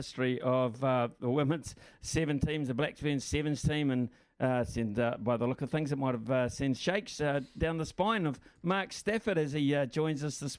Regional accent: New Zealand; As a New Zealander, there is an emotional investment and emotional investment in this organisation

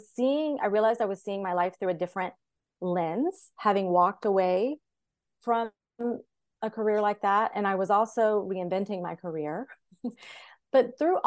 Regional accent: Charleston, United States; We worked together at the same news station in my hometown of Charleston

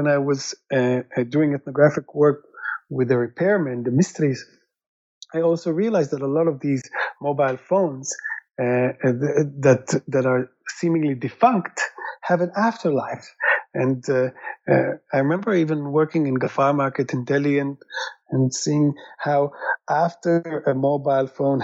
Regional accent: Israel; I'm originally from Israel

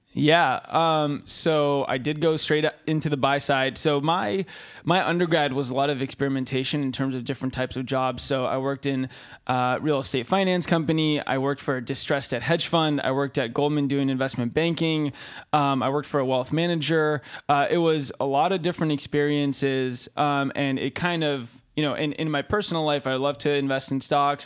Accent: Santa Monica, California, United States; moved away as an adult; also born or lived in Austin; now in San Francisco, United States; born and raised in Santa Monica

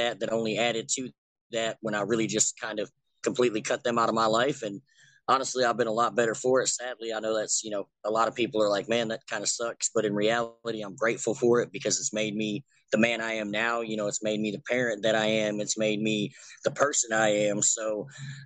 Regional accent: Kentucky, United States; not so much the hometown, just the state of Kentucky

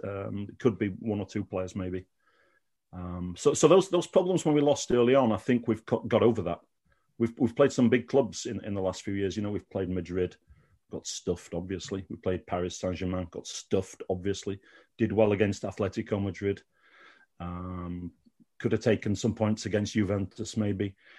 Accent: Sheffield, Yorkshire and the Humber, United Kingdom; moved away as an adult; now in Malmö, Sweden; I grew up in Sheffield

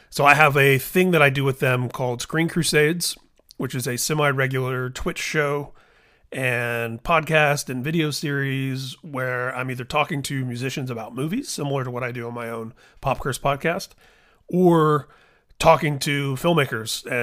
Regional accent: Midwest, United States; But you know, Corey and I were born the same year. We're both from the Midwest and we have so many of the same cultural reference points.

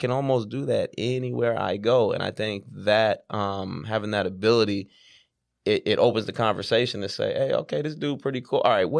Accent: Sacramento, California, United States; moved away as an adult; now in Atlanta, United States; I'm from Sacramento, California. You know, you know, it's a Northern California vibe out there.

